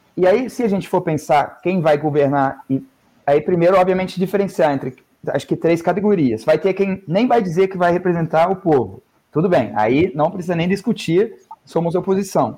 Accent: Northern Germany, Germany; now in Brazil; Eu venho do, é, do norte da Alemanha

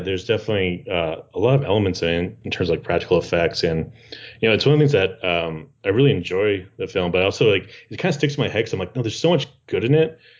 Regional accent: Massachusetts, United States; moved away; I'm originally from Massachusetts

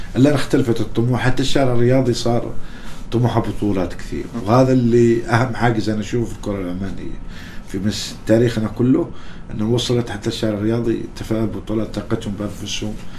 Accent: Oman

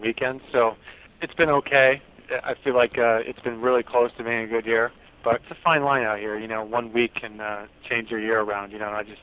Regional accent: San Diego, California, United States; I grew up in San Diego

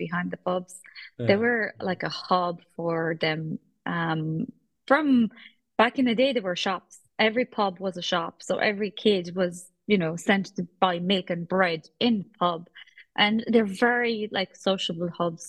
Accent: Poland; now in Ireland; Polish. And we moved here

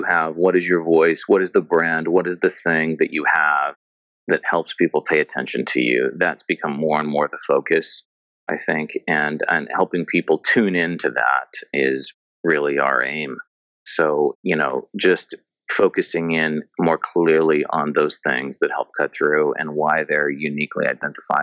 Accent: United States; as an American kid

